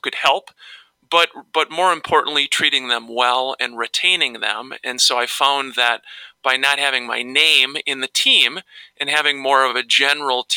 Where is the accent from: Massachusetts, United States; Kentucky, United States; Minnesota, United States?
Minnesota, United States; Minneapolis–Saint Paul; I grew up here in the Twin Cities